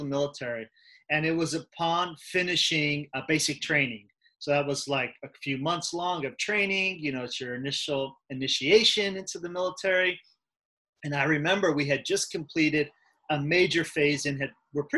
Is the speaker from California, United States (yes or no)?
yes; Southern California, United States; also born or lived in Germany; I grew up here in Southern California